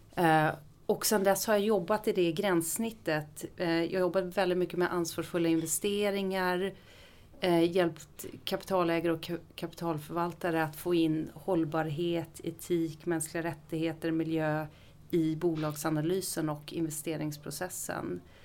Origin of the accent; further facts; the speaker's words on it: Ekerö, Stockholm County, Sweden; also born or lived in Visby; now in Gustavsberg, Sweden; Jag har bott på Ekerö i mina första 20 år, bodde jag på Ekerö